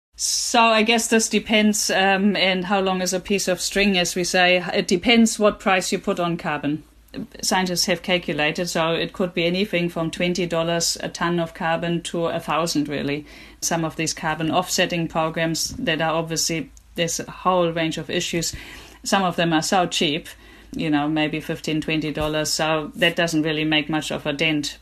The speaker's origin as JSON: {"language": "English", "country": "Germany", "tie": "born or raised there", "moved": "yes", "said": "I grew up in Germany myself"}